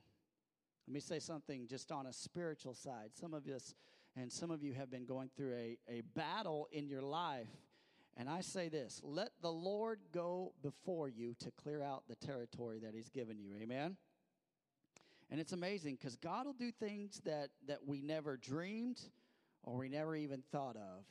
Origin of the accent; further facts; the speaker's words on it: Missouri, United States; I'm from Missouri